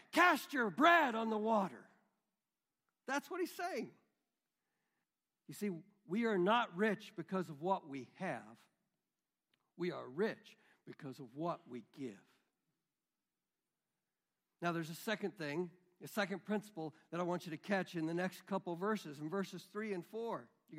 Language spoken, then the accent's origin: English; Midwest, United States; We grew up in the Midwest, right? Many of us. We grew up here.